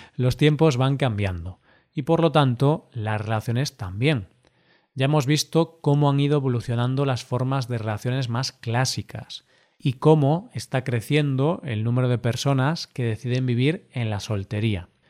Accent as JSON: {"language": "Spanish", "country": "Spain", "said": "somos el país europeo"}